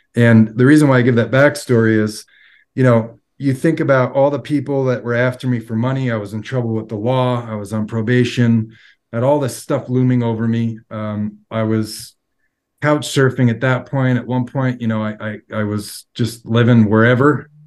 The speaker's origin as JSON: {"language": "English", "area": "Long Island", "region": "New York", "country": "United States", "tie": "born or raised there", "also_born_or_lived": "Florida", "moved": "as an adult", "lives_now": "Salt Lake City, United States", "said": "I've been born and raised on Long Island and lived in New York most of my life"}